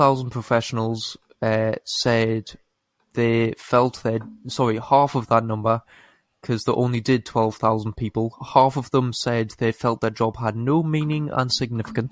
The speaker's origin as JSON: {"language": "English", "country": "United Kingdom", "said": "I am British"}